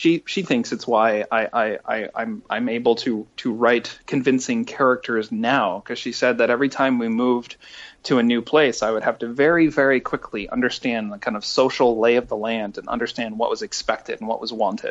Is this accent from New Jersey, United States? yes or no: no; Iowa City, Iowa, United States; moved away as an adult; also born or lived in Massachusetts; I had just been living in Iowa City for several years, and I was born there, so I could finally really claim Iowa as home